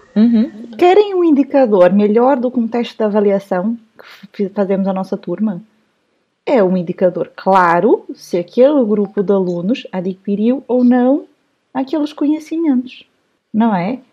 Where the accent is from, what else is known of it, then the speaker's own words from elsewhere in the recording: Brazil; moved away; also born or lived in São Paulo; eu nasci no Brasil, cresci no Brasil, fui professora no Brasil